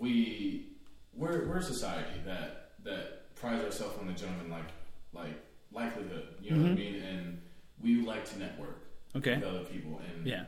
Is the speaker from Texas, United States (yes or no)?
no; Milwaukee, Wisconsin, United States; I was born in Milwaukee, Wisconsin